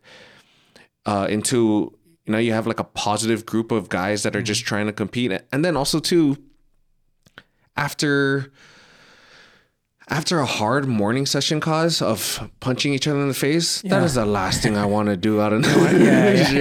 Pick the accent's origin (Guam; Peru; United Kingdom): Guam; growing up in the islands, man, growing up in Guam, going to school